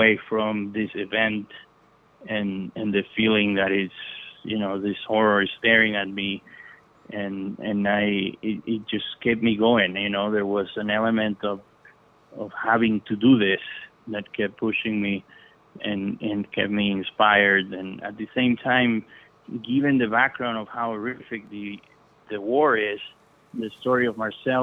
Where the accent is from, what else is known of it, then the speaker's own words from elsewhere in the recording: Venezuela; I'm from Venezuela